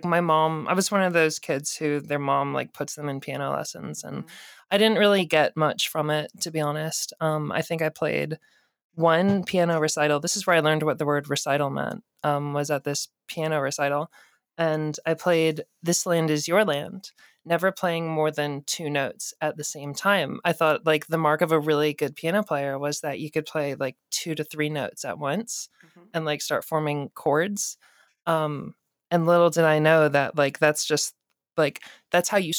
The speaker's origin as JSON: {"language": "English", "town": "Atlanta", "region": "Georgia", "country": "United States", "said": "I'm from Atlanta"}